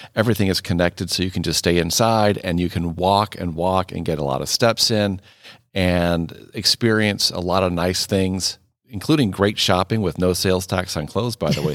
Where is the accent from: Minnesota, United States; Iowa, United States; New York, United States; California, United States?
Iowa, United States; moved away as an adult; also born or lived in Wisconsin / Mississippi / Nebraska; I am also a native Midwesterner. I grew up in Iowa